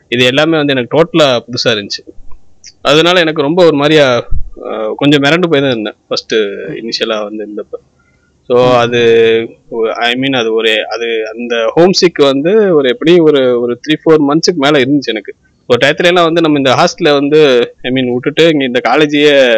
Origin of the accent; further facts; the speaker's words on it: Ramanathapuram, Tamil Nadu, India; நாங்கள் எங்கள் ஊர்லேருந்து ராமநாதபுரத்துலேருந்து